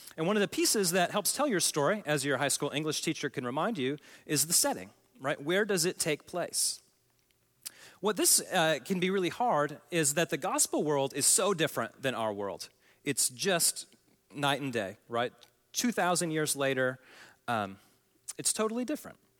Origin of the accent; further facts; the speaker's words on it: Oklahoma, United States; I come from Oklahoma